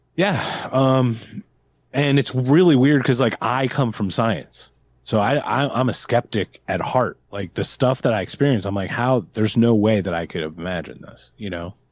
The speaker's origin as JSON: {"language": "English", "town": "Philadelphia", "region": "Pennsylvania", "country": "United States", "said": "I'm from Philadelphia, and we got Bam Margera"}